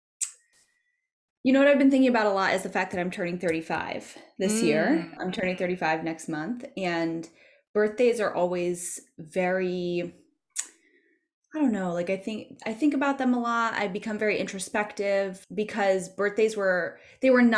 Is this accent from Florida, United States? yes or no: no; Massachusetts, United States; moved away as an adult; now in New York, United States; I grew up in Massachusetts and I moved to New York when I was 24